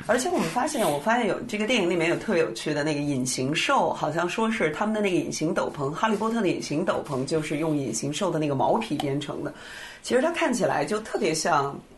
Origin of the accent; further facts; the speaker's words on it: China; 我们中国人